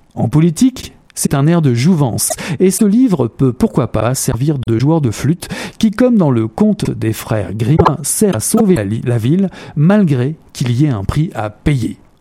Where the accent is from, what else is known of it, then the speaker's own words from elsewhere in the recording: Canada; chez nous, au Canada